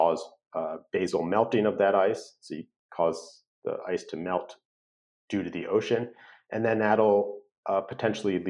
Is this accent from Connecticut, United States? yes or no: yes; Connecticut, United States; now in California, United States; I'm from Connecticut